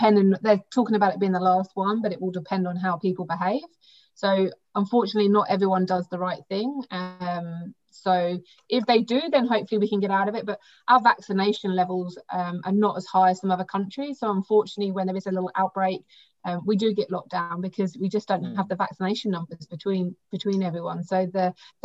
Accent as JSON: {"language": "English", "region": "England", "country": "United Kingdom", "moved": "yes", "lives_now": "Australia", "said": "I'm English"}